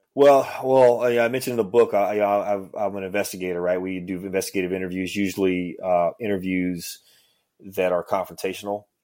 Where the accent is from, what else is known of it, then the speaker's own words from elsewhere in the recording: Ville Platte, Louisiana, United States; moved away; I'm from a small town called Ville-Platte